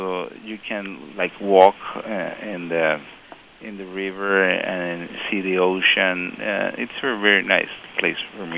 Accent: Guatemala; moved away as an adult; now in Taiwan; Marimba is our national instrument in Guatemala.

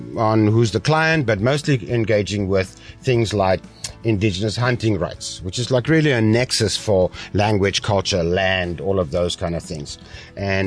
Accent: South Africa; now in Taiwan; I come from South Africa

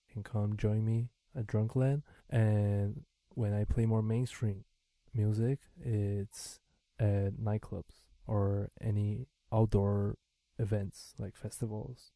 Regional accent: Santa Catarina, Brazil; first language Mandarin Chinese; English is a second language; moved away as an adult; now in Taiwan; I was born in Santa Catarina

